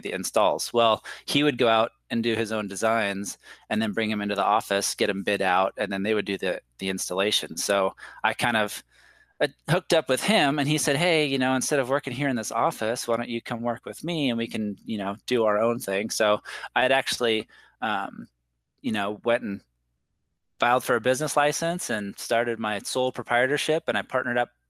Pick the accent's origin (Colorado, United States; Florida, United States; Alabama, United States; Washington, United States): Washington, United States; moved away; also born or lived in Las Vegas; I grew up in Washington State in the United States